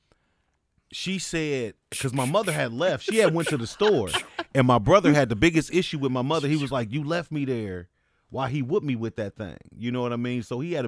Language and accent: English; New Orleans, Louisiana, United States; I grew up in New Orleans